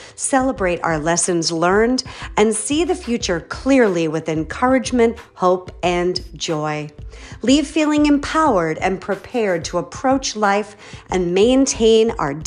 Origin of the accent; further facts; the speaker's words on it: Boston, Massachusetts, United States; moved away; I'm from Boston originally